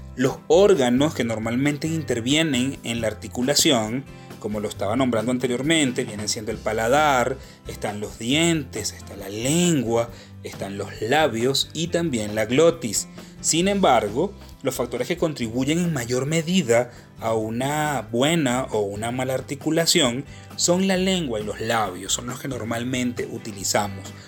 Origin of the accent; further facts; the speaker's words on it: Venezuela; en mi país Venezuela